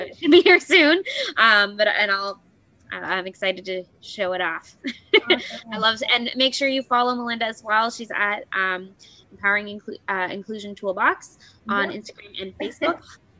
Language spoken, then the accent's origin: English; Canada; I'm used to that anyway as Canadian.